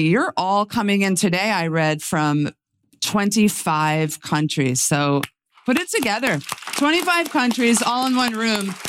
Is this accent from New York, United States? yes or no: yes; New York, United States; as a New Yorker